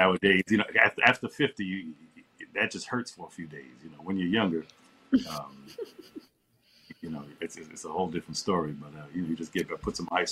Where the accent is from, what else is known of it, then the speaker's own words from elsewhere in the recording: New York, United States; being a New Yorker